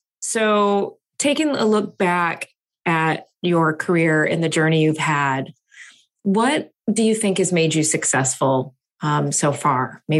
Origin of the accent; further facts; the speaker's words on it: Michigan, United States; moved away as an adult; now in San Francisco Bay Area, United States; I grew up in Michigan.